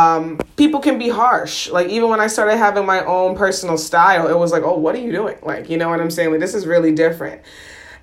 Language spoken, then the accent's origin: English; United States; being first generation American